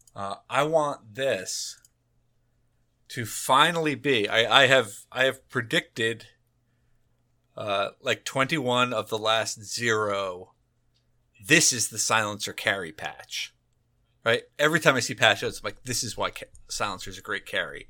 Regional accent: New Jersey, United States; I'm from New Jersey

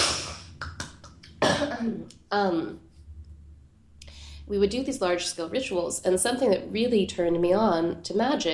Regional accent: Pittsburgh, Pennsylvania, United States; There's this plateau in Pittsburgh, my hometown, which overlooks the city

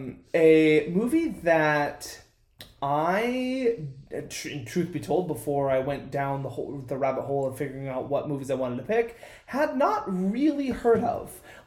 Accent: United States; being an American and living in America

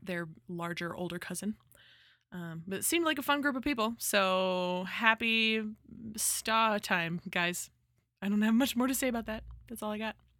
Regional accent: Central Valley, California, United States; That's like forty-five minutes from my hometown.

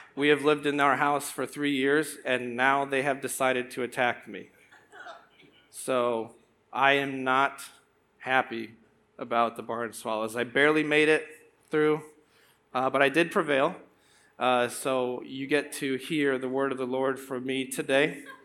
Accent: Morton, Illinois, United States; also born or lived in Tremont, Illinois; I grew up in Morton and Tremont

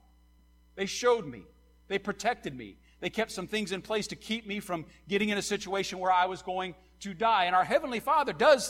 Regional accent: Nappanee, Indiana, United States; When I was a kid, I grew up on State Road 6, just on the north side of Napanee

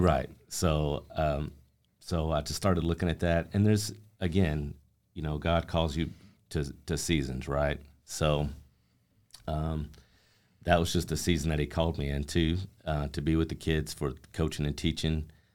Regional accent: Amarillo, Texas, United States; I grew up here in Amarillo, um, lifelong

